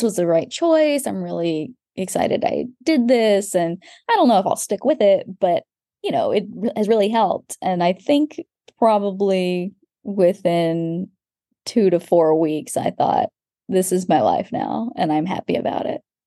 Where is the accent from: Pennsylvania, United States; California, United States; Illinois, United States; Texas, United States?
Texas, United States; moved away; also born or lived in London; I'm from Texas